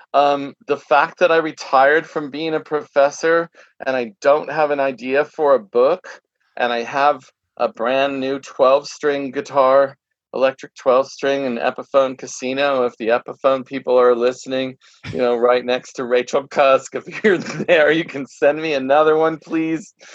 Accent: Santa Barbara, California, United States; growing up in Santa Barbara

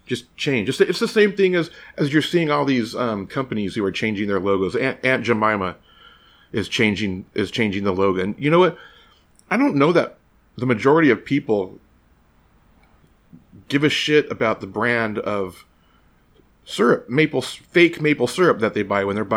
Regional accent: United States; As an American

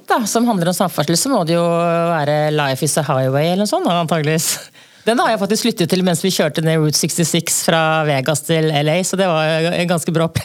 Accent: along the Østfold Line, Norway; jeg vokste opp på Østfoldbanen

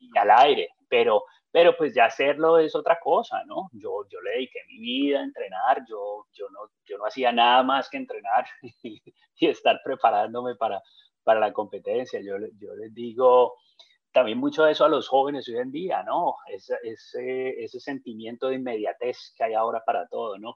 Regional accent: Colombia; yo como colombiano

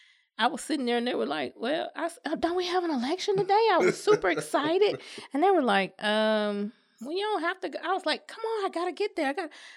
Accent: Birmingham, Alabama, United States; I was born and raised in Titusville. I've been in the community for over 30 years.

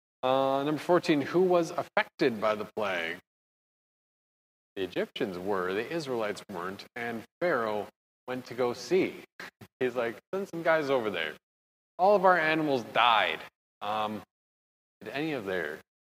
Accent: Wisconsin, United States; I'm from Wisconsin.

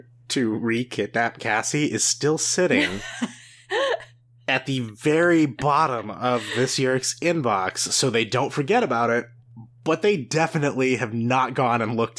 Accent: Brazil; I'll only say I'm from Brazil

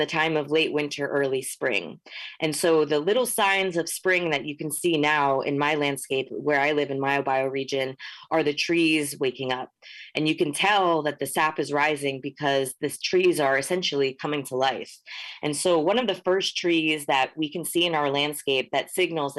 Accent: Hudson Valley, New York, United States; moved away as an adult; also born or lived in Northern California; I grew up in the Mahicantuck Valley, which is commonly known as the Hudson Valley

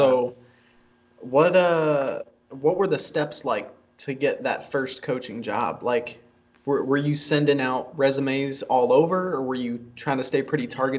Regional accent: Ohio, United States; So that's my old stomping grounds, Ohio. That's where I'm from.

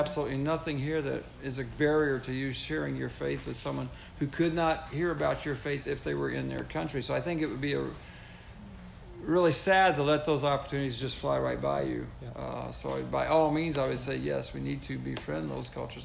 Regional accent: United States; moved away as an adult; also born or lived in French Canada / France; when I was your age growing up in America

